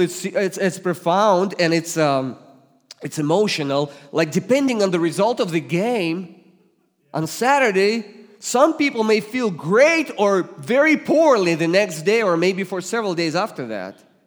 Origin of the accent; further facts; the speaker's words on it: Russia; English is a second language; also born or lived in Ohio; now in Springfield, United States; I was born and raised in the Soviet Union that became Russia, but as soon as I could move to Ohio, I did